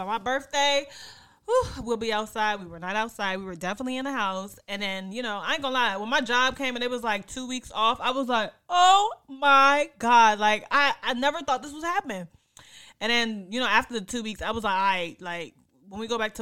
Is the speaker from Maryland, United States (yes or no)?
yes; PG County, Maryland, United States; also born or lived in Washington, D.C. / Cameroon (ancestry); I was born in D.C. I'm from PG County. I'm from Maryland. I'm from the DMV.